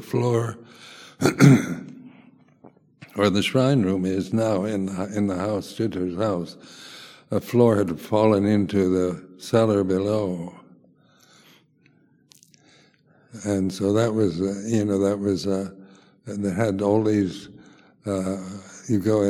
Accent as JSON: {"language": "English", "country": "United States", "also_born_or_lived": "Thailand / Malaysia / London, United Kingdom", "moved": "as an adult", "lives_now": "United Kingdom", "said": "being an American in England"}